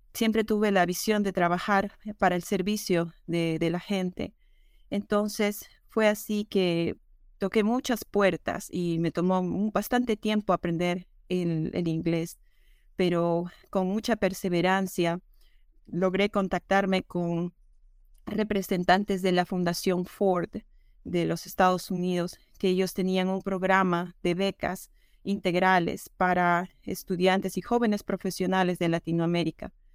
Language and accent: Spanish; Peru; moved away as an adult; also born or lived in Texas; now in Minnesota, United States; Yo siempre traté de destacar en lo académico, y en actividades extracurriculares en la escuela en Perú